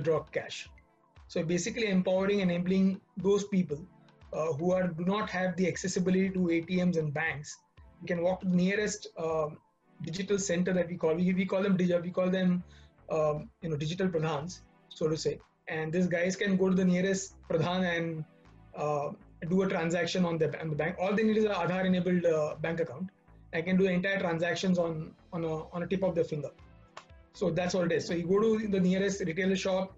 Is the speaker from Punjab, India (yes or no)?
no; Mumbai, Maharashtra, India; Born and brought up in Mumbai. Been here since my birth